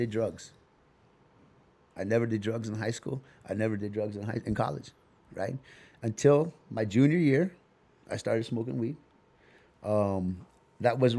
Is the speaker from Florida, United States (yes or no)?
no; Tempe, Arizona, United States; also born or lived in Fort Collins, Colorado; I grew up in Tempe, and then I went and hung out on the South Side